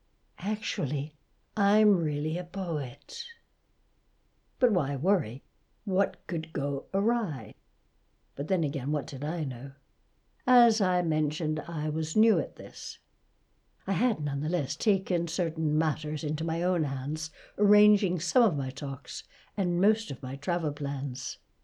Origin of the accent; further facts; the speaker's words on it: Toronto, Ontario, Canada; moved away; I grew up in Toronto but left long ago. It's quite an experience coming back to a place you once knew.